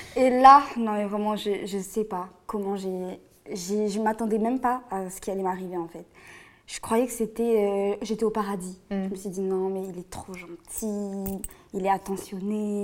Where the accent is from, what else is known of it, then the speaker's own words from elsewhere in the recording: Réunion; now in Bordeaux, France; je viens de La Réunion